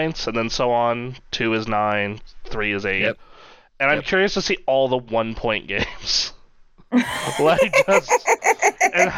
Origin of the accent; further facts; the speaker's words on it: United States; We're all dumb Americans